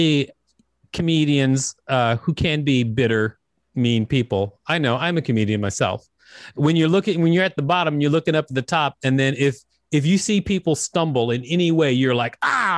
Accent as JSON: {"language": "English", "region": "Alabama", "country": "United States", "tie": "born or raised there", "moved": "yes", "lives_now": "New York, United States", "said": "I grew up in Alabama"}